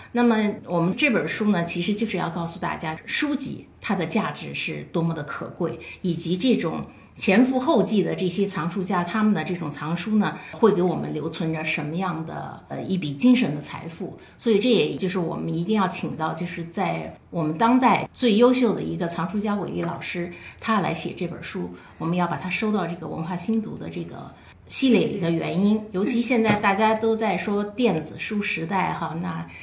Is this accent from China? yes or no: yes; China; 在我们中国是一个源远流长的一个很长期的文化。